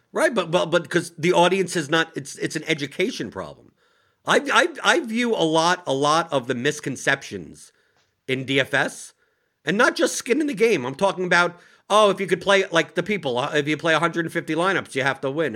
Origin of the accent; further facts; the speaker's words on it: New York, United States; I'm from New York